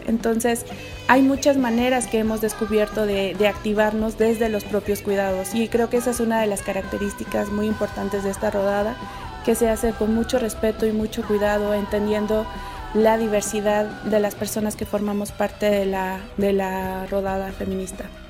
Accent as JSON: {"language": "Spanish", "region": "Mexico City", "country": "Mexico", "moved": "yes", "lives_now": "San Cristóbal de las Casas, Mexico", "said": "personas de la ciudad, como es mi caso y, el tuyo, que venimos de la Ciudad de México"}